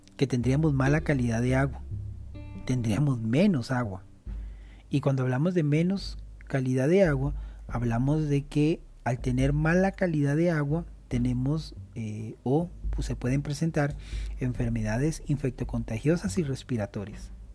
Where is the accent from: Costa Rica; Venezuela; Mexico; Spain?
Costa Rica; nosotros, como eh, costarricenses que pertenecemos a América Central